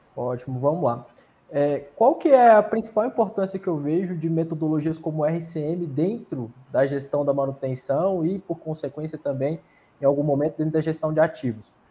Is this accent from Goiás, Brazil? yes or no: yes; Luziânia, Goiás, Brazil; now in Brasília, Brazil; eu sou goiano, de Lusiânia, Goiás